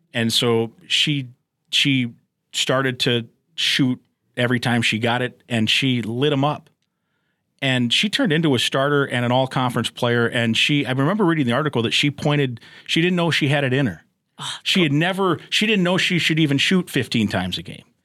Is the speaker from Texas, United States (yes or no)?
no; Iowa, United States; I grew up in Iowa